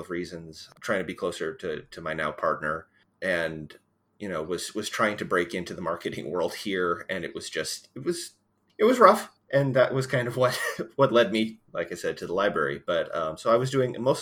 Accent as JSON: {"language": "English", "region": "Missouri", "country": "United States", "tie": "born or raised there", "moved": "yes", "lives_now": "Westerville, United States", "said": "I basically grew up in a library where I grew up back in Missouri"}